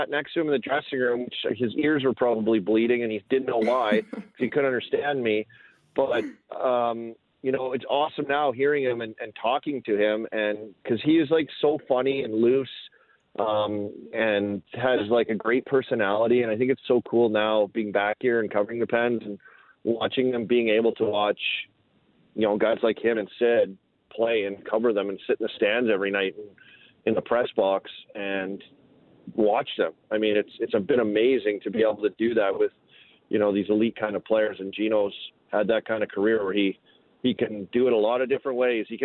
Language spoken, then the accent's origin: English; Saskatoon, Saskatchewan, Canada; now in Pittsburgh, United States; Well, well, I am uh, Canadian, of course. I'm from Saskatoon, so I do the mm-hmm. old Thanksgiving loophole